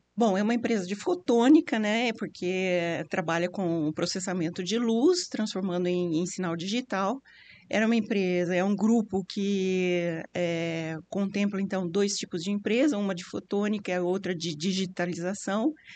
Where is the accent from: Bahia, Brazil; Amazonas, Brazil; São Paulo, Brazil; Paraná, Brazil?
São Paulo, Brazil; Campinas; eu também sou campineira, também vivi toda essa expansão